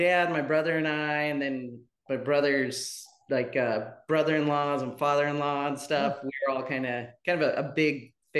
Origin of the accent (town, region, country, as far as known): Medford, Oregon, United States; born or raised there; moved away as an adult; also born or lived in Portland, Oregon; now in Georgetown, United States